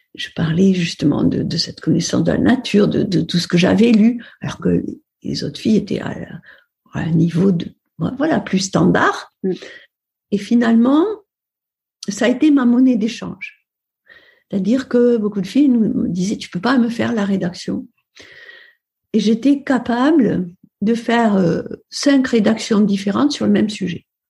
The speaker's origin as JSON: {"language": "French", "area": "Upper Aude Valley", "region": "Occitania", "country": "France", "tie": "born or raised there", "also_born_or_lived": "Perpignan", "said": "je suis née à Perpignan. Euh, au mois de juillet, donc euh, je suis une fille du soleil. Et ensuite, j'ai grandi dans une ferme de la Haute-Vallée de l'Aude"}